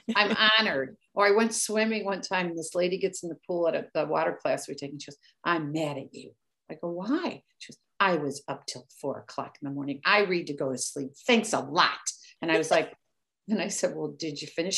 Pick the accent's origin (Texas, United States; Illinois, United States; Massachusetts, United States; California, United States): Illinois, United States; Park Forest; I'm from Chicago, outside of Chicago, Illinois, small town, Park Forest, Illinois, 60466 is how we always say it